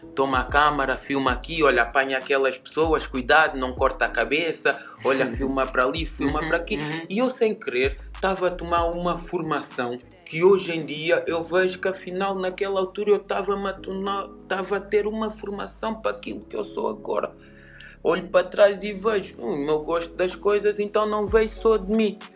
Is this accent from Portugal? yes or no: yes; Linha de Sintra, Lisbon, Portugal; also born or lived in Almada, Portugal / London, United Kingdom; Proveniente da linha de Sintra, mas nasci em Almada, nasci em Setúbal, no Pragal, nasci na Margem Sul do teste, mas fui para a linha muito cedo